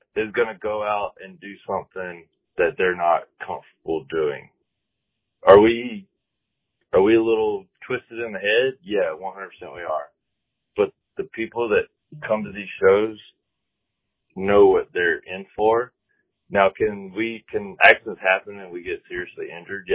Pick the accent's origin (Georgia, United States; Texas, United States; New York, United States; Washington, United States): Georgia, United States; now in San Diego, United States; I'm from the South. You know, I live here in San Diego now, but I'm originally from Georgia